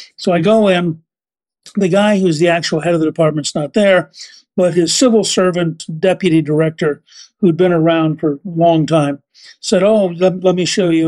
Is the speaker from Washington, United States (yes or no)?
no; Harrisburg, Pennsylvania, United States; We were living in Pennsylvania. I was born in Harrisburg